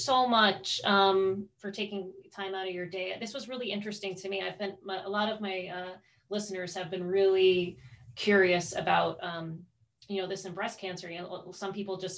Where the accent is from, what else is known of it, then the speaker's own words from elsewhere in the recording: Scranton area, Pennsylvania, United States; moved away; I grew up in Pennsylvania. That's from, but near Joe Biden, like Scranton area